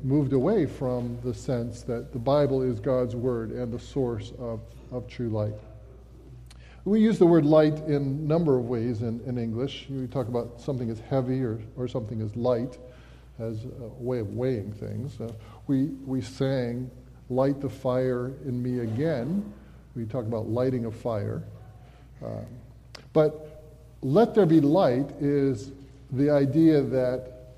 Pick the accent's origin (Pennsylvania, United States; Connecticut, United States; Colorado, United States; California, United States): Connecticut, United States; Ellington; moved away; I have an older brother who actually lives in the house that Mark and I grew up in back in Ellington, Connecticut.